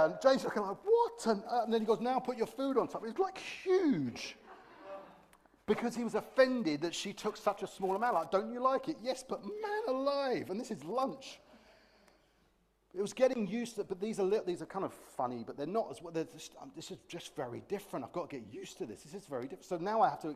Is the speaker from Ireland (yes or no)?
no; United Kingdom; being British